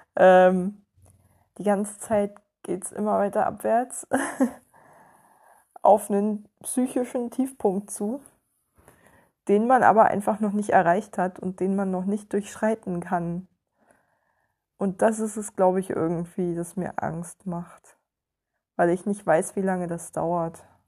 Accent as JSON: {"language": "German", "country": "Germany"}